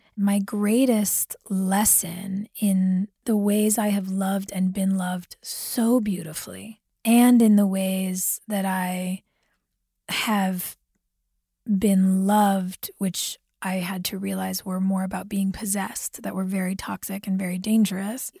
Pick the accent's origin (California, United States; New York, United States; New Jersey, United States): California, United States; as a child growing up in California